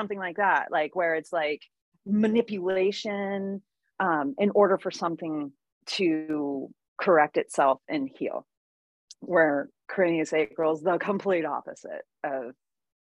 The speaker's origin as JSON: {"language": "English", "town": "Santa Cruz", "region": "California", "country": "United States", "tie": "born or raised there", "also_born_or_lived": "Maui, Hawaii", "moved": "yes", "lives_now": "Encinitas, United States", "said": "I grew up in Santa Cruz"}